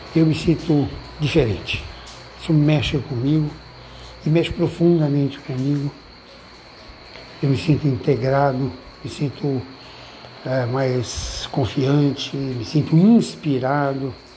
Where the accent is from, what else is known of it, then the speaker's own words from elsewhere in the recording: São Paulo, Brazil; eu sou de São Paulo, vivo eh, grande parte do tempo numa megalópole